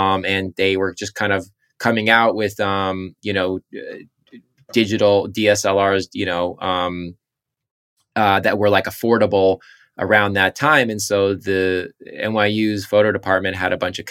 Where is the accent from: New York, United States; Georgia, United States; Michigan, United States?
New York, United States; Southampton; I'm from Southampton, Eastern Long Island